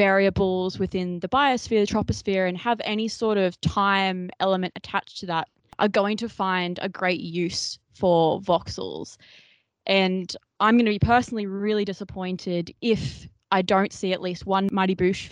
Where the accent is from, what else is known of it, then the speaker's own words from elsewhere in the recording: Australia; We're Australian.